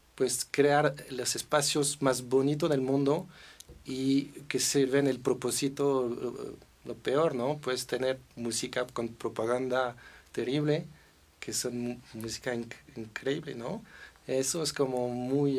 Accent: Versailles, Île-de-France, France; Spanish is a second language; also born or lived in Paris; now in Mexico; crecí en Versalles

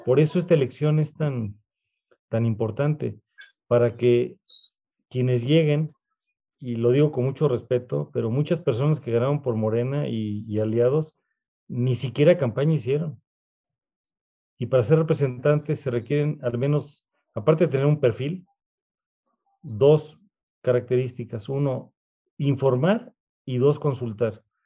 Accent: Mexico

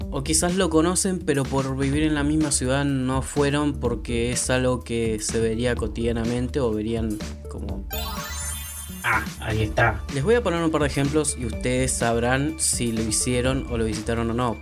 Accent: Comodoro Rivadavia, Chubut, Argentina; De Comodoro.

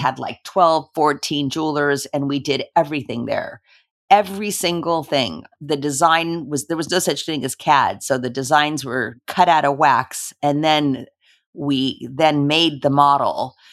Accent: Los Angeles, California, United States; I was born in Los Angeles, and I am a daughter of two immigrants

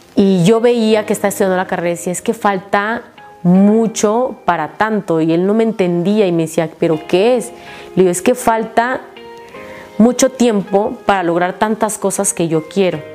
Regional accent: Jalpa de Méndez, Tabasco, Mexico; porque vivo, soy de Tabasco, allá se da muchísimo el mango

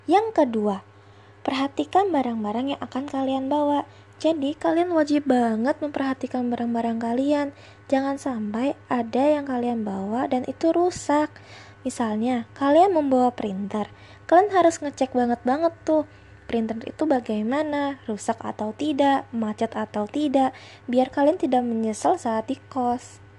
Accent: Kalimantan, Indonesia; now in Purwokerto, Indonesia; Aku asli dari Kalimantan dan sekarang aku ngekos di Pokerto untuk kuliah.

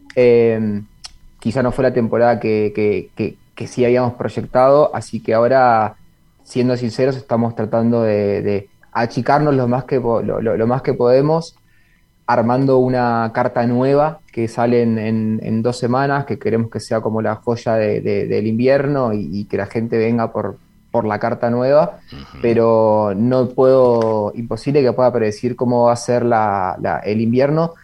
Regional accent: Bariloche, Río Negro, Argentina; moved away as an adult; also born or lived in Buenos Aires; now in Punta del Este, Uruguay; soy de Bariloche, nací y criado en Bariloche, pero a los 18 años, de años, me fui a estudiar a Buenos Aires

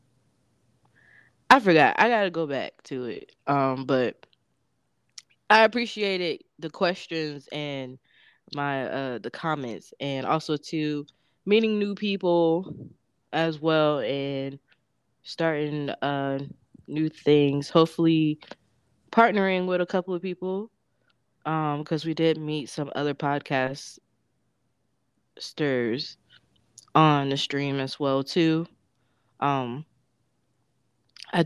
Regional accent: Florida, United States; moved away as an adult; also born or lived in DC area; I'm from Florida.

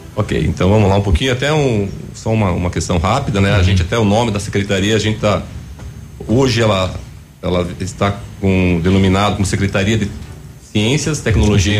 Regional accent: Pato Branco, Paraná, Brazil; moved away as an adult; à minha cidade amada, né, a cidade onde eu nasci, onde os meus nonos, os meus pais escolheram para construir a família.

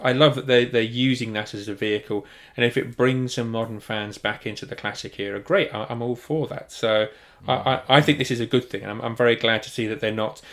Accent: United Kingdom; being properly British

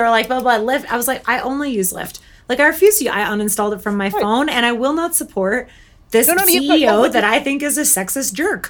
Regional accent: Canada; also born or lived in United Kingdom; I am Canadian. And so I lived in the UK

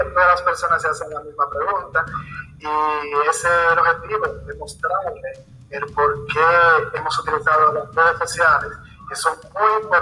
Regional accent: Salcedo, Hermanas Mirabal, Dominican Republic; yo soy de la provincia Hermanas Mirabal, específicamente del municipio de Salcedo.

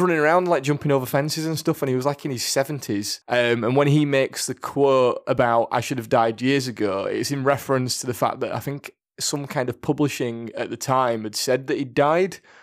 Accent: United Kingdom; we're British, so we'll say maths

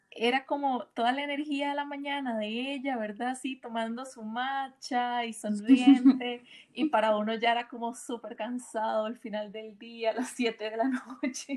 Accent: Costa Rica; now in Mexico; Yo soy, yo soy de Costa Rica, ahora estoy viviendo en México hace unos ah. meses

